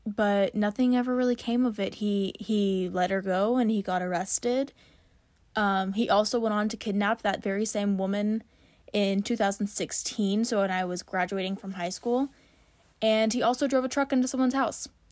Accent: Hutchinson, Kansas, United States; I grew up in Hutchinson, Kansas

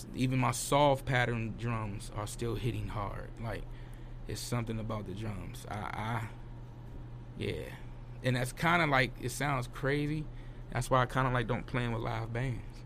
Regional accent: Washington, District of Columbia, United States; DC folks, we grew up

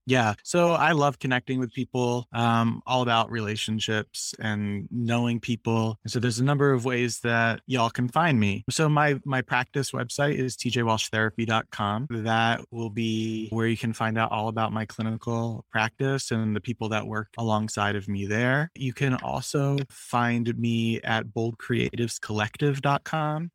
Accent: Philadelphia, Pennsylvania, United States; I come from, so in Philadelphia, um, you're either Italian or Irish. and I'm the Irish version

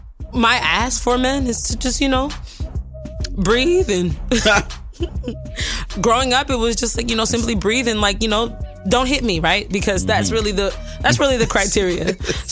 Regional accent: New York, United States; I'm from New York

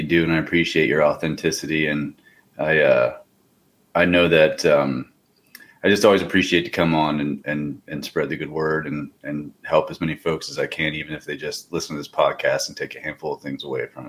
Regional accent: Pennsylvania, United States; I grew up hunting in Pennsylvania.

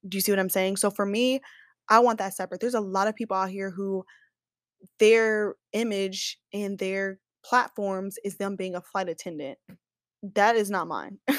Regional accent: Kansas City, Missouri, United States; now in Dallas, United States; I'm from Kansas City, S, Missouri

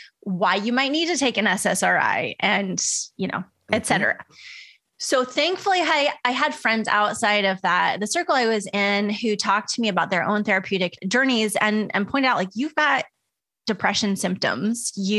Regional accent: Midwest, United States; I grew up in the Midwest and like on military bases, which kind of mimic Midwest culture in a lot of ways.

